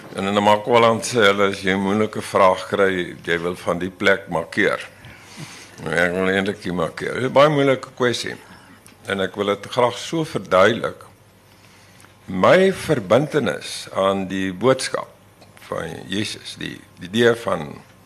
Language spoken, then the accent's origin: Afrikaans; Laingsburg, Western Cape, South Africa; moved away; Ek kom van Lensburg, van Middelplaas. En ek daar was 12 kinders in matriek